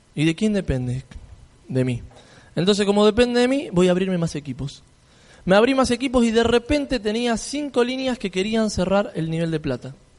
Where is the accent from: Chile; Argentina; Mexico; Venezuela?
Argentina; yo si vengo desde Argentina